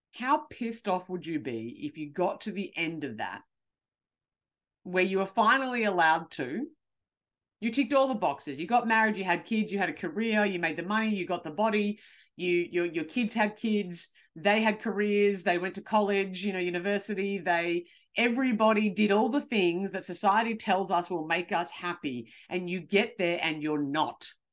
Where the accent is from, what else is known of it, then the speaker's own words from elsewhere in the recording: Australia; I'm from Australia